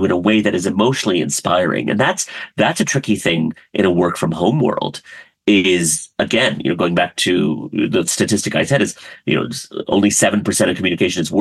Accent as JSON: {"language": "English", "region": "rural Maryland", "country": "United States", "tie": "born or raised there", "also_born_or_lived": "Karachi, Pakistan", "moved": "yes", "lives_now": "Los Angeles, United States", "said": "most of my childhood was in a very, very rural town in rural Maryland"}